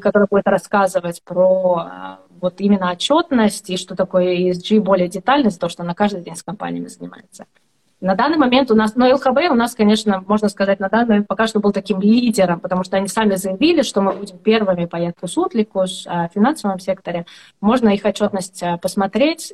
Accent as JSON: {"language": "Russian", "country": "Estonia", "said": "я из Эстонии"}